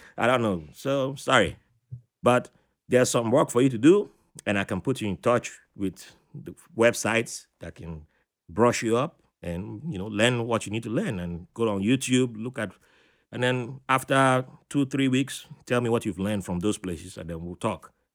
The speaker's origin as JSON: {"language": "English", "region": "Virginia", "country": "United States", "also_born_or_lived": "Africa", "said": "I said my home state instead. I said Virginia"}